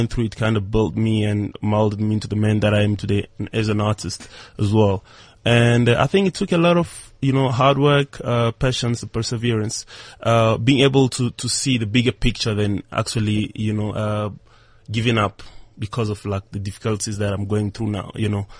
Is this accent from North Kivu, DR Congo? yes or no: yes; Goma, North Kivu, DR Congo; moved away as an adult; also born or lived in Durban, South Africa; now in South Africa; my hometown, Goma, a very small town east of DRC